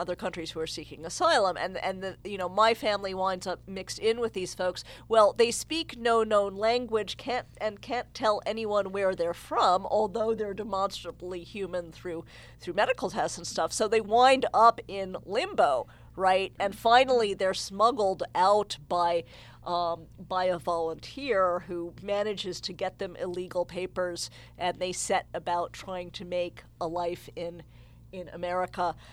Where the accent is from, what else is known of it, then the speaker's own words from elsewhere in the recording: New Jersey, United States; I'm a white girl from New Jersey